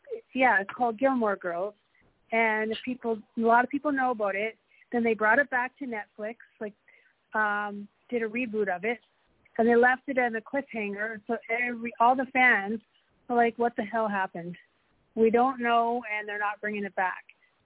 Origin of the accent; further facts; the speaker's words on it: Manitoba, Canada; I'm from Manitoba.